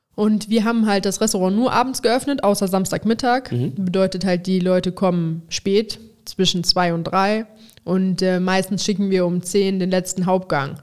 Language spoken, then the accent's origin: German; Overath, North Rhine-Westphalia, Germany; Overath, was, sag ich mal, meine Heimat ist